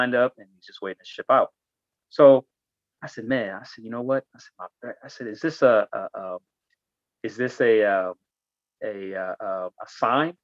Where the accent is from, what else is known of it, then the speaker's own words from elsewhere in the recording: Inglewood, California, United States; also born or lived in Ibadan, Nigeria / New York / Las Vegas; I spent my elementary school years, junior high school years, and my high school years in the city of Inglewood, California